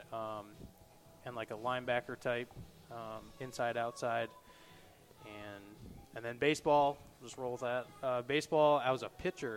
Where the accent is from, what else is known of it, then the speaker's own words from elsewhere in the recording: Northwest Ohio, United States; from right here locally in the area, went to Whitmer High School. So pretty much lived here all my life in Northwest Ohio